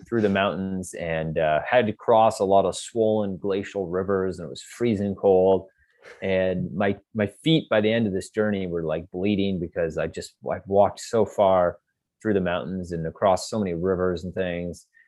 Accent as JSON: {"language": "English", "country": "Canada", "tie": "born or raised there", "said": "I'm Canadian and I grew up here and this is my backyard"}